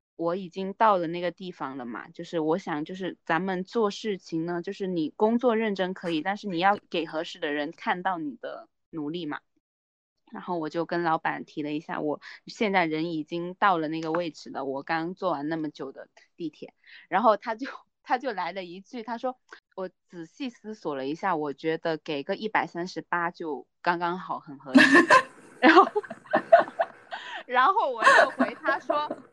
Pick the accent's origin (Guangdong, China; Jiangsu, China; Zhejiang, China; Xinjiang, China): Guangdong, China; now in Shenzhen, China; 因为我不是珠三角出生的人嘛，就是我是潮汕那边